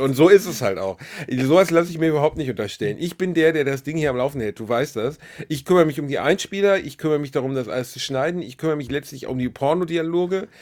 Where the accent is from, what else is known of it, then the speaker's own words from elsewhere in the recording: Essen, North Rhine-Westphalia, Germany; Upper-Class-Kind aus Essen, Altendorf